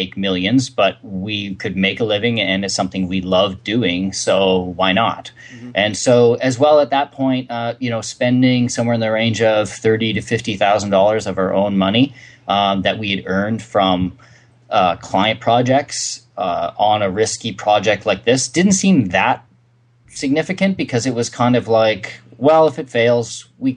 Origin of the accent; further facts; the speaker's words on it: Canada; we're Canadians